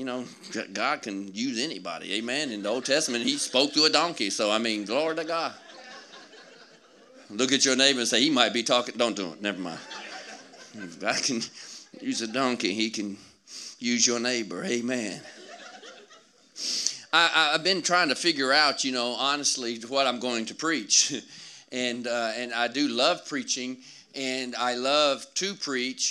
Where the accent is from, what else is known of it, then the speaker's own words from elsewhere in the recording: Georgia, United States; I'm from Georgia.